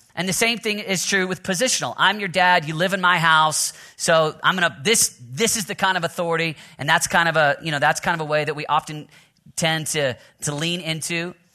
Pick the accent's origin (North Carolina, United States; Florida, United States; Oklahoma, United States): Oklahoma, United States; I'm from Oklahoma, so I got Sooner, Sooner blood in me